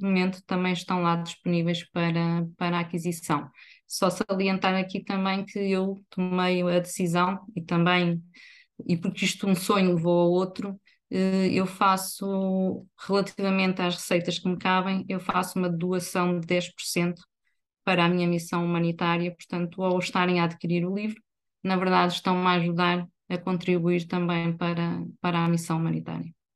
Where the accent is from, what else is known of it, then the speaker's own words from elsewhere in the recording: Viseu, Centro, Portugal; moved away as an adult; now in Aveiro, Portugal; sou natural de Viseu